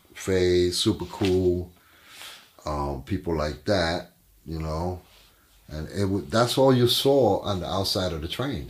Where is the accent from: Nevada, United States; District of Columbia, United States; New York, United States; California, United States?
New York, United States; New York City; also born or lived in Hell's Kitchen / Puerto Rico; I lived there till I was 5 years old. From there, we moved up to Spanish Harlem.